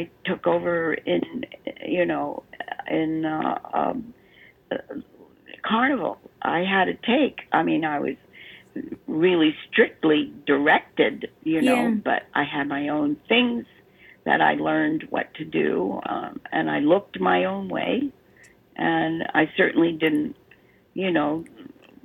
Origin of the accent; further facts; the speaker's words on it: Baltimore, Maryland, United States; accent: Baltimore; moved away; which is where I was from. And I gave her my Baltimore accent